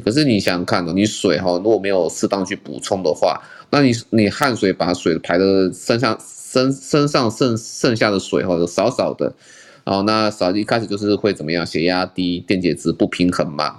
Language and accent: Chinese; Taiwan; 我们台湾这边